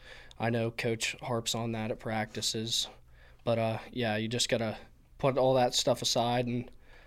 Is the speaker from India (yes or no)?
no; Sandy Lake, Pennsylvania, United States; I'm a business major at Penn State. I'm from Sandy Lake, Pennsylvania